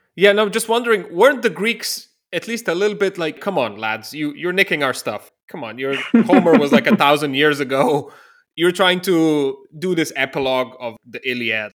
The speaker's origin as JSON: {"language": "English", "town": "Ljubljana", "country": "Slovenia", "said": "I'm originally from Ljubljana, the capital of Slovenia, a small country in southeastern Europe."}